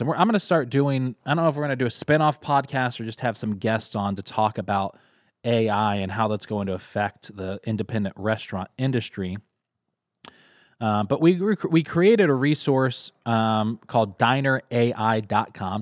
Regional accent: Kentucky, United States; also born or lived in Texas; now in Syracuse, United States; growing up in Kentucky. It brings me back to when I lived in Texas.

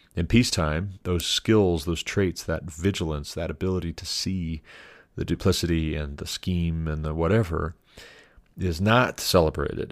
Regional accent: Montana, United States; moved away; also born or lived in Hillsboro, Ohio; we moved to Montana, my home state, in two thousand twelve

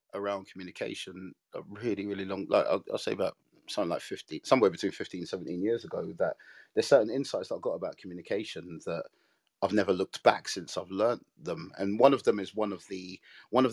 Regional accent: London, United Kingdom; I was born in South London in a place called Brixton

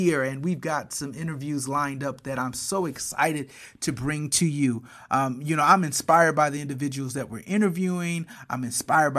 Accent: Flint, Michigan, United States; my hometown of Flint

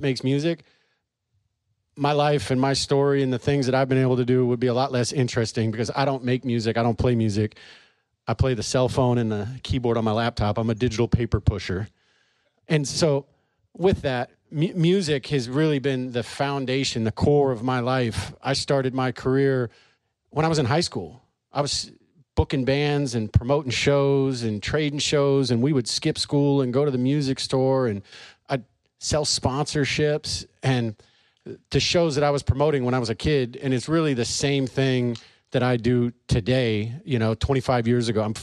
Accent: St. Louis, Missouri, United States; moved away as an adult; also born or lived in Charleston, South Carolina / California; I was born in Charleston, South Carolina, moved here when I was 6 years old, and grew up in St. Louis

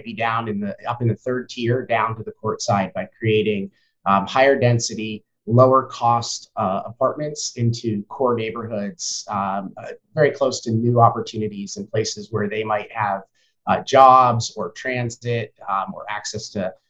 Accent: New York, United States; moved away as an adult; now in Seattle, United States; I moved to Seattle in 2012. I came from the East Coast, the New York tri-state area

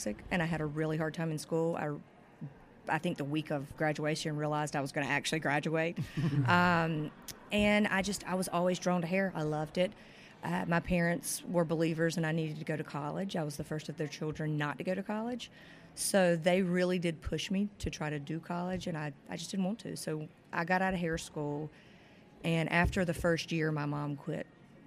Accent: southeastern North Carolina, United States; also born or lived in Chapel Hill, North Carolina; now in Jacksonville, United States; I'm originally from North Carolina. I grew up on a farm in southeastern North Carolina

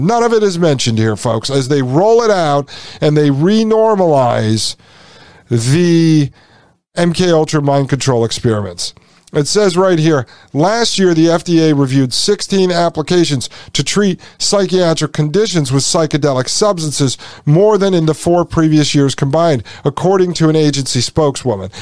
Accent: Connecticut, United States; I am from Connecticut, grew up in Connecticut.

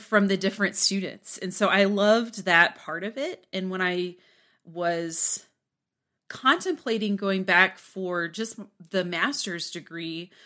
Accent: Newton, Kansas, United States; moved away as an adult; also born or lived in Waco, Texas; now in Lubbock, United States; I grew up in um, South Central Kansas, in Newton, Kansas

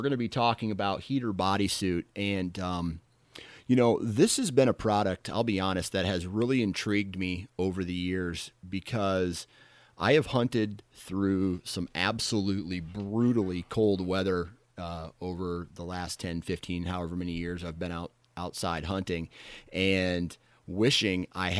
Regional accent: Iowa, United States; You know, I'm from Iowa, so it can get down.

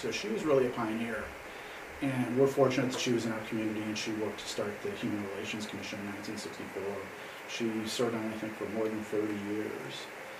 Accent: Aurora, Illinois, United States; I was born in Aurora, lived here all my life.

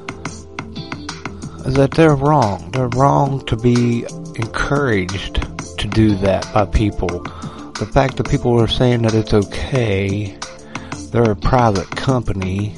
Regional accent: United States; as an American

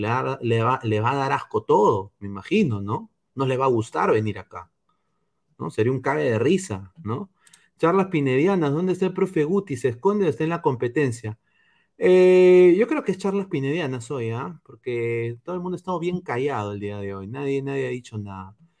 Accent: Peru; moved away; como peruano en el extranjero

